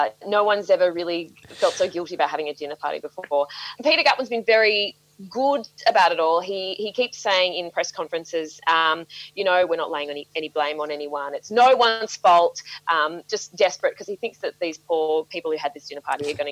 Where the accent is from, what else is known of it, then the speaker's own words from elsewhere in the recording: Tasmania, Australia; We're all from Tasmania